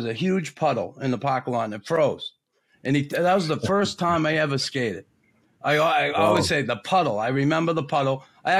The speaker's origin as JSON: {"language": "English", "town": "Boston", "region": "Massachusetts", "country": "United States", "said": "a kid from Boston"}